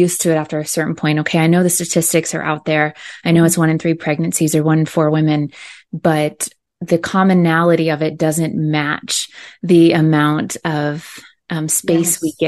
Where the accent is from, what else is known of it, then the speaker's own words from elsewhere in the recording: Indiana, United States; moved away as an adult; now in Southern California, United States; I grew up in Indiana. I live here in Southern California now, where I've been over half my life